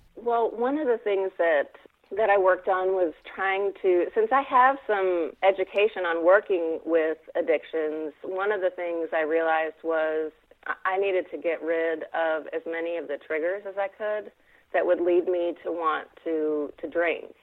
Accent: Fayetteville, Arkansas, United States; I am from Fayetteville, Arkansas.

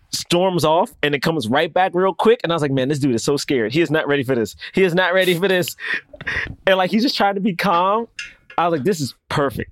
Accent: New York, United States; I'm from New York.

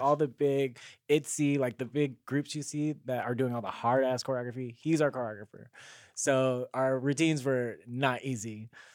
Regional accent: Carson, California, United States; I am from Carson, California

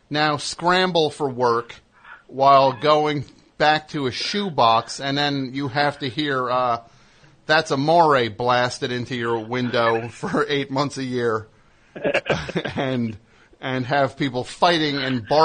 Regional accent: Honolulu, Hawaii, United States; also born or lived in Little Italy, New York; now in New York, United States

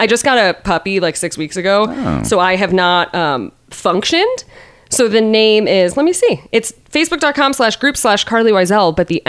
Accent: Midwest, United States; it is so nice, like as a Midwesterner, I'm sure you understand.

